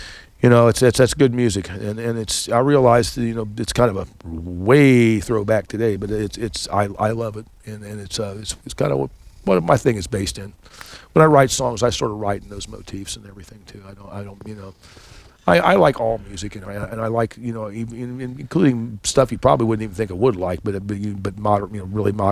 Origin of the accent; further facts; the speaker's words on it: Dayton, Ohio, United States; also born or lived in eastern Kentucky (roots); I grew up in Dayton, and I'm from deep eastern Kentucky